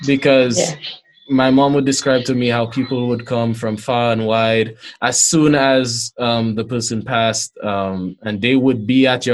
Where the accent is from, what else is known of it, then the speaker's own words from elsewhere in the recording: St. Lucia; growing up in St. Lucia